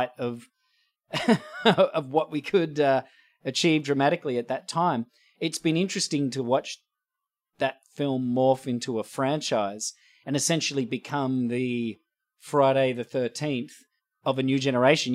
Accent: Australia; moved away as an adult; now in Los Angeles, United States; being an Australian, coming from a country where we have a sensible attitude about guns

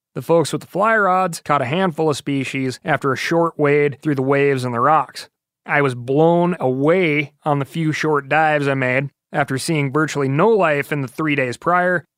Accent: Montana, United States; here in my home state of Montana. I've grown up with the grizz

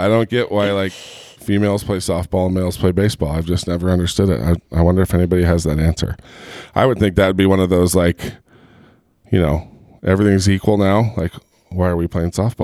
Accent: Southern California, United States; moved away; also born or lived in Gilbert, Arizona; I grew up in Southern California

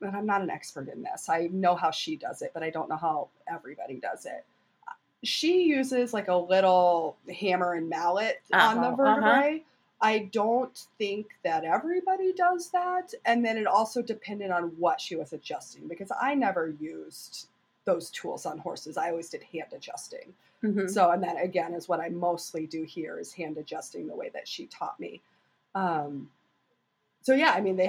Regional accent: Madison, Wisconsin, United States; moved away as an adult; now in Quad Cities, United States; I'm from Madison, Wisconsin, originally

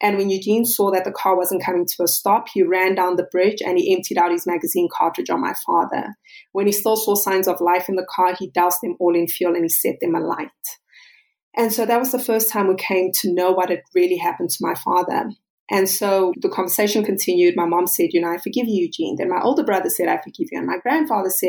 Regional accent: South Africa; I'm South African

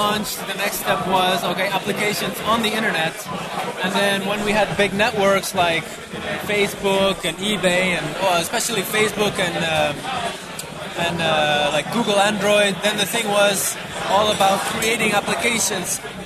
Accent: Bruges, Flanders, Belgium; We're from Bruges

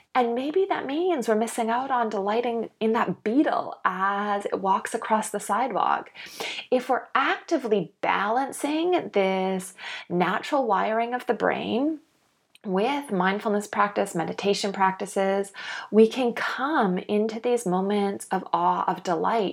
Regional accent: Canada; now in Australia; I'm living in Australia now. I grew up in Canada.

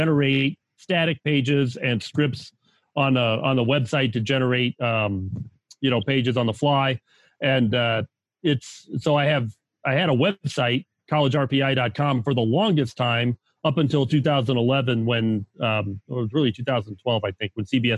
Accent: Chicago, Illinois, United States; also born or lived in Hawaii; now in Northwest Indiana, United States; I've been around Chicago all my life.

